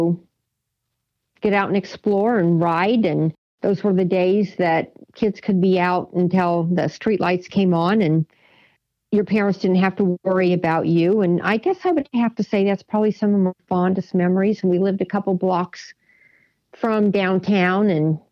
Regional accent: Noblesville, Indiana, United States; moved away as an adult; I was born and raised in Noblesville, Indiana.

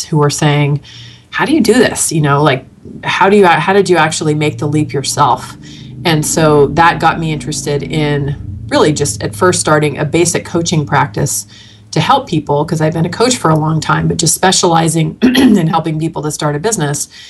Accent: the Bay Area, California, United States; moved away as an adult; now in Arizona, United States; I'm from the Bay Area originally

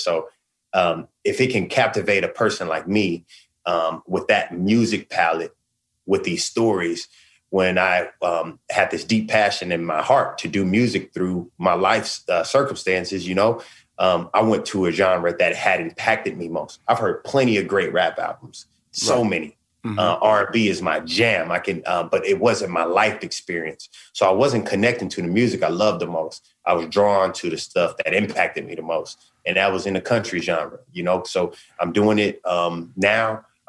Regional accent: West Coast, United States; like you said, I'm from the West Coast.

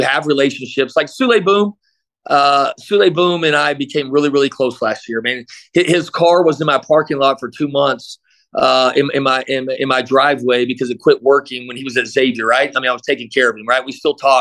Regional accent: Midland, Texas, United States; also born or lived in Abilene, Texas; now in El Paso, United States; I grew up in Midland, we call West Texas.

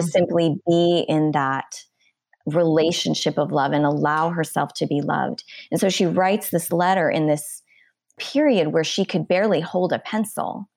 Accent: Wisconsin, United States; moved away; I'm originally from Wisconsin

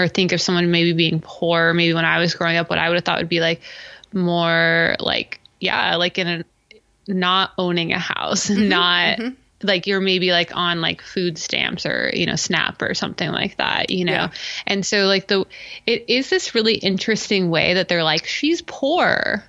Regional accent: Los Angeles, California, United States; Growing up in Los Angeles and seeing Joey as a poor person, having a house on the water didn't compute, you know?

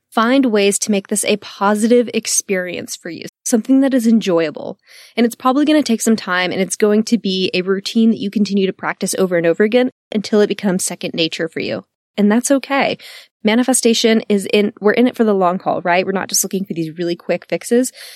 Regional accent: Texas, United States; I am born and raised in Texas and still live in Austin today

